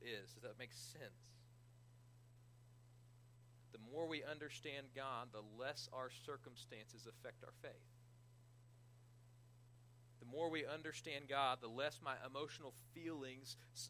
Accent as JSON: {"language": "English", "town": "Johnson", "region": "Kansas", "country": "United States", "tie": "born or raised there", "said": "I was born in Kansas"}